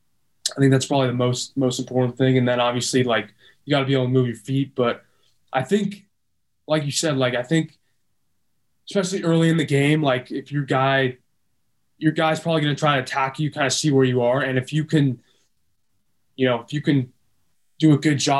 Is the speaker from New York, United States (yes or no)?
no; Del Mar, California, United States; Growing up in San Diego